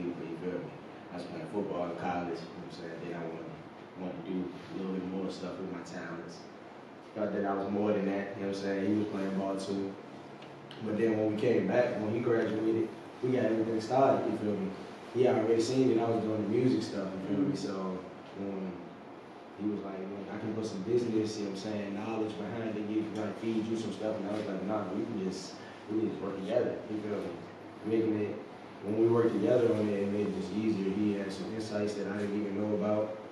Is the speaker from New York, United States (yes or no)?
no; Richmond, Virginia, United States; I'm from Richmond, you feel me? But I reside in the north side, you know what I'm saying? That's where I'm from.